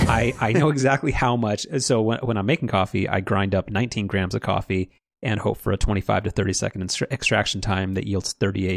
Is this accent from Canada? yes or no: no; United States; I'm an American